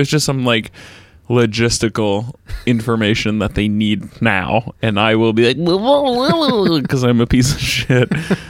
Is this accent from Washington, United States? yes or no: yes; Seattle, Washington, United States